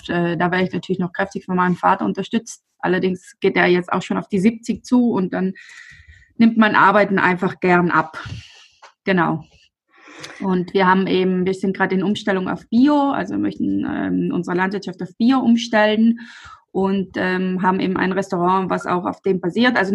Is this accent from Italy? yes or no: yes; Albeins, Trentino-Alto Adige, Italy; ich komme aus Alweins, das ist ein kleiner Ort neben Brixen.